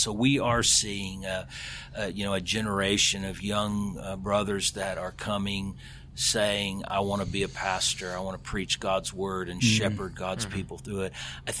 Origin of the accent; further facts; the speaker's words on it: Alabama, United States; also born or lived in Texas; I was born in Texas, probably the only person from Texas that doesn't claim Texas as home. I claim Alabama as home.